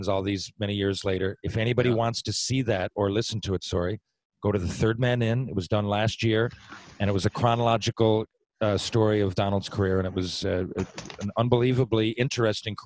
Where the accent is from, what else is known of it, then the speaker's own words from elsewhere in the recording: Mount Pearl, Newfoundland and Labrador, Canada; I'm from Mount Pearl, Newfoundland